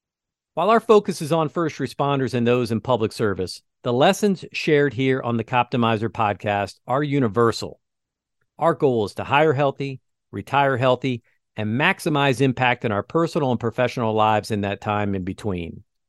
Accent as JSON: {"language": "English", "town": "Philadelphia", "region": "Pennsylvania", "country": "United States", "tie": "born there", "lives_now": "West Lafayette, United States", "said": "I'm an East Coast Catholic, right? I was born in Philadelphia, and you know, if you're from the East Coast and you're Catholic, it's like you have to become a Notre Dame fan."}